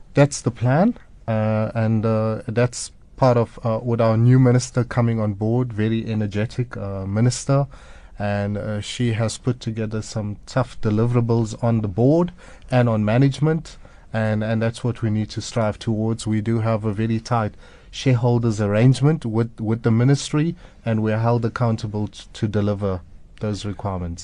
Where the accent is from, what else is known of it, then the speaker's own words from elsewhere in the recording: Durban, KwaZulu-Natal, South Africa; I grew up in Durban